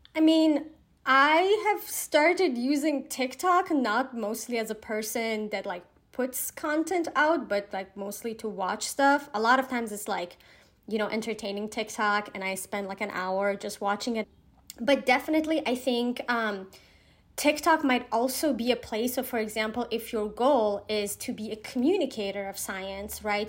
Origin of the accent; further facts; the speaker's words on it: Iran; I'm from Iran